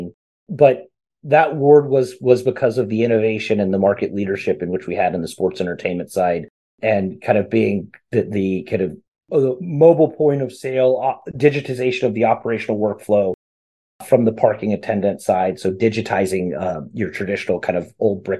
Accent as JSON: {"language": "English", "town": "Fort Worth", "region": "Texas", "country": "United States", "tie": "born or raised there", "said": "here in my hometown"}